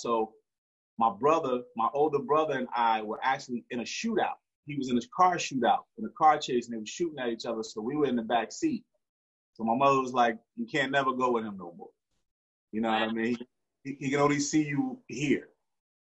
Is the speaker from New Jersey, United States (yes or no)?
yes; Newark, New Jersey, United States; Born and raised in Newark, New Jersey